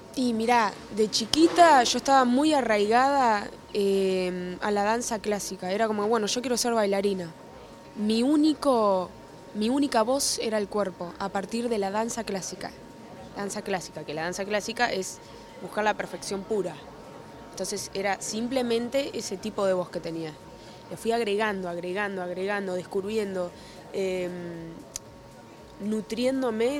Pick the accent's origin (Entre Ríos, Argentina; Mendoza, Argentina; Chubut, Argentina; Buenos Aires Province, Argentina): Buenos Aires Province, Argentina; Mar del Plata; now in Buenos Aires, Argentina; ni bien me mudé de Mar del Plata acá a Buenos Aires, pues yo soy Mar del Plata